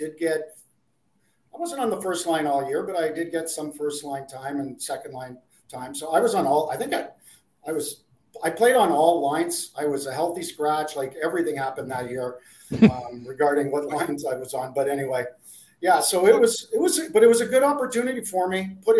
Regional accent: Ottawa, Ontario, Canada; grew up in Ottawa.

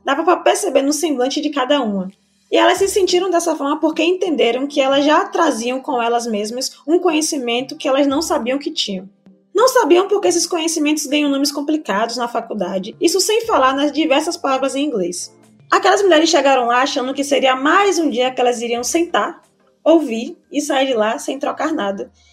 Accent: Salvador, Bahia, Brazil; Nascida e criada no Velho da Federação, que é um bairro periférico daqui de Salvador, Bahia

